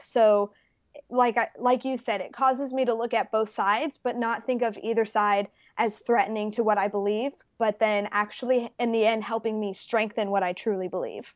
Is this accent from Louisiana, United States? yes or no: yes; Baton Rouge, Louisiana, United States; born or raised there; also born or lived in Las Vegas, Nevada